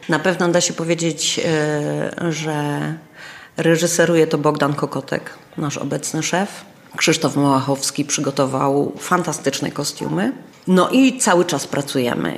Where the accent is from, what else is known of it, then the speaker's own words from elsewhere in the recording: Kraków, Lesser Poland, Poland; first language Polish; moved away as an adult; also born or lived in Chrzanów; now in Cieszyn, Poland; pochodzę z Chrzanowa, że, że moje młodzieńcze lata to był Kraków